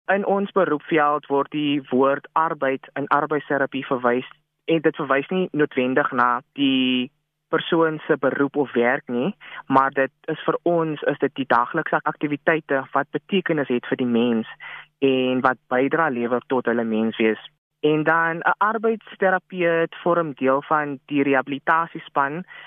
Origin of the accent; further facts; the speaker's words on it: Worcester, Western Cape, South Africa; moved away as an adult; now in Mpumalanga, South Africa; Ek is oorspronklik van Woester